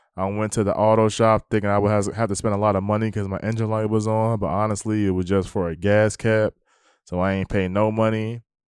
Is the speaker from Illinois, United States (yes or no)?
no; New Jersey, United States; now in Texas, United States; I'm from New Jersey